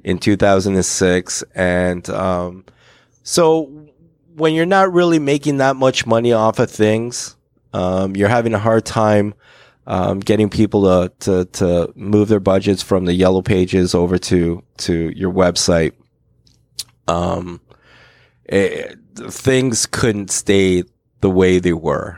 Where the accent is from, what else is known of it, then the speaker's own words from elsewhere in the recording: Hamilton, Ontario, Canada; I grew up on the East Mountain, cool. Hamilton East Mountain.